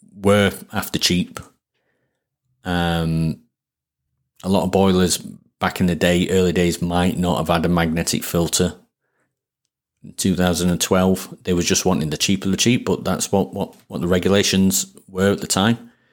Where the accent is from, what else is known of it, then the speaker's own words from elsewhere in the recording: Sheffield, Yorkshire and the Humber, United Kingdom; accent: Sheffield; it's my Sheffield accent